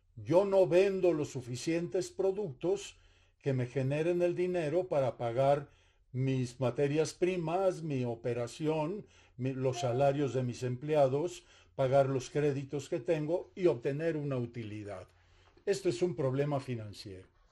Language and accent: Spanish; Mexico; yo soy, mexicano también